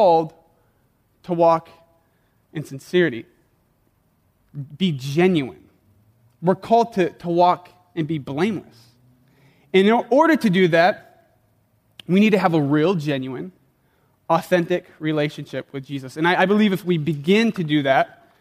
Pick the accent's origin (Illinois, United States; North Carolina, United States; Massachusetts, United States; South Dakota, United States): South Dakota, United States; moved away; Taco Bell was the only Mexican food I knew growing up in South Dakota